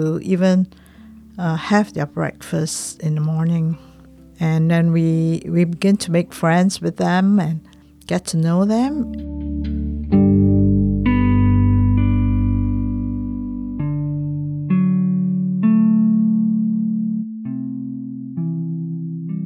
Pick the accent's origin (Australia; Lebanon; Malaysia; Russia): Malaysia; Petaling Jaya, Selangor; I grew up with my grandmother in Petaling Jaya, which is a suburban area near to Kuala Lumpur, the capital of Malaysia